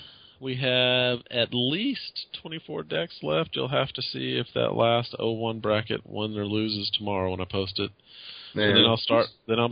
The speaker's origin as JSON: {"language": "English", "town": "Dallas", "region": "Texas", "country": "United States"}